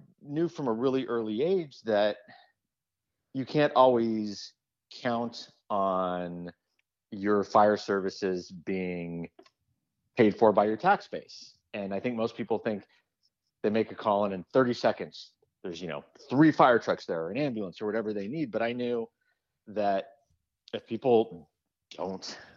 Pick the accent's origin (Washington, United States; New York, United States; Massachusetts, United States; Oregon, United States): Oregon, United States; I'm from Oregon